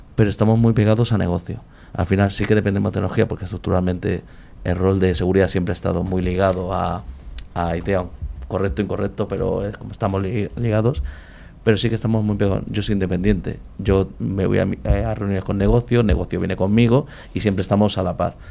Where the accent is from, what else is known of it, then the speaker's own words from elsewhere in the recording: Madrid, Community of Madrid, Spain; De Madrid, soy, soy nacional puro.